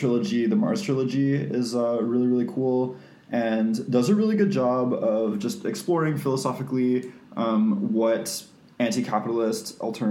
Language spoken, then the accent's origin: English; Canada; we're Canadian.